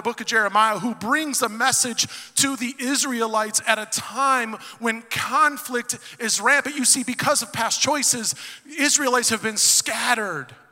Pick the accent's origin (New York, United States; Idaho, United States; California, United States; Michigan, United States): Michigan, United States; Detroit; moved away as an adult; now in Knoxville, United States; I was born and raised in Southwest Detroit.